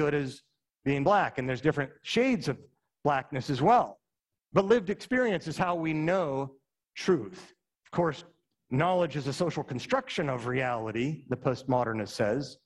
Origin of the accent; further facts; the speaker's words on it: Utah, United States; moved away as an adult; I'm from Utah